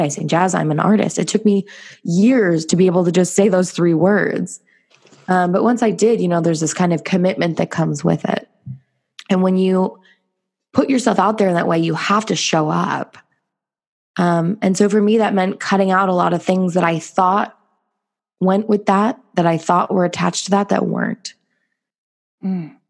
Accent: Los Angeles, California, United States; moved away as an adult; also born or lived in South Korea / Bali; I'm from California. I grew up

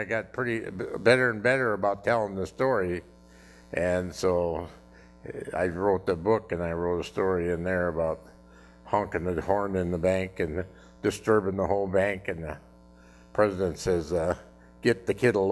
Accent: North Dakota, United States; born or raised there; now in Davenport, United States

